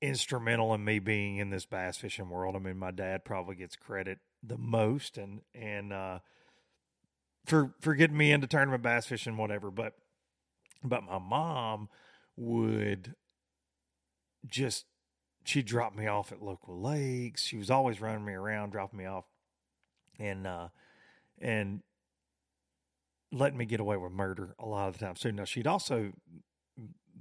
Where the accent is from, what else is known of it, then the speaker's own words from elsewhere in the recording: the South, United States; I was in a foreign land to me growing up in the South